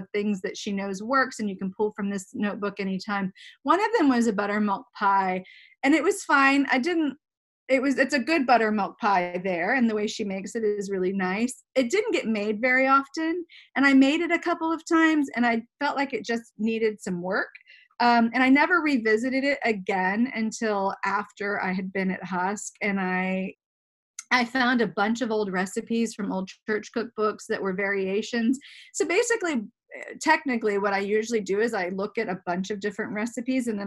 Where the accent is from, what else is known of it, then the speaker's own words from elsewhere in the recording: Germany; I you know I I grew up in Germany. I grew up in Europe most for most of my childhood